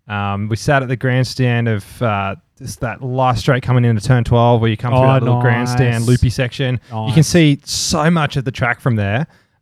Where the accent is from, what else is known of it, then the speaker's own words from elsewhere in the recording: United Kingdom; being British, I said the same thing.